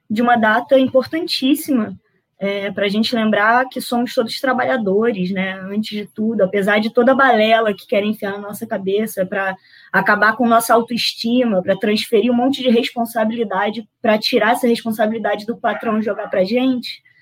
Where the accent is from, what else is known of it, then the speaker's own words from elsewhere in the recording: Nova Iguaçu, Rio de Janeiro, Brazil; eu sou de Nova Iguaçu, estou no Rio de Janeiro, mas tenho muito orgulho de dizer que meu país é Nova Iguaçu, é, é o meu berço, né, para onde, é, onde eu fui criada